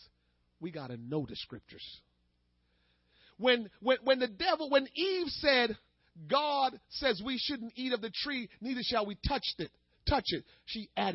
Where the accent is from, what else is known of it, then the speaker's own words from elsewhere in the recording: Jamaica; I'm Jamaican